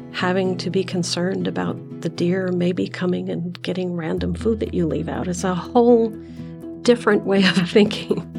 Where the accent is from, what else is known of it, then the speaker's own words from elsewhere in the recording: Iowa, United States; now in Arizona, United States; I grew up in Iowa, camping, boating, fishing, water skiing, hunting for morel mushrooms